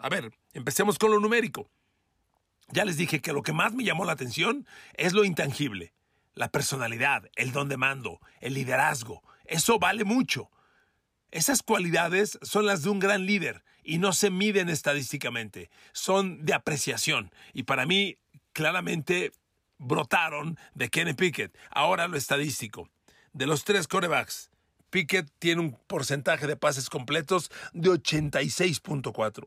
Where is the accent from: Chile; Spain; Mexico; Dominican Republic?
Mexico; yo soy mexicano como usted